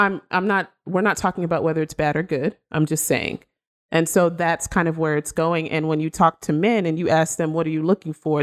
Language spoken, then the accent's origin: English; Nigeria; she's Nigerian, just like me